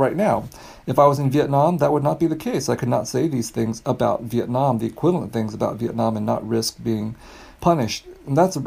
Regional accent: California, United States; I grew up in California

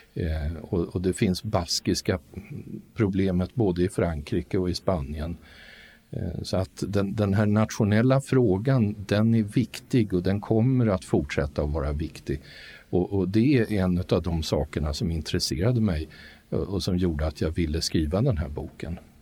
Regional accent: Sweden; mig som rikssvensk då född på 50-talet

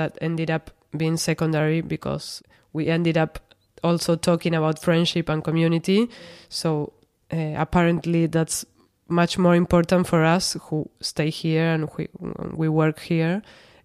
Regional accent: Rosario, Santa Fe, Argentina; now in Buenos Aires, Argentina; I'm from Rosario. It's a city in Santa Fe, a province in Argentina, but I've been living in Buenos Aires for so many years that I consider myself a porteña.

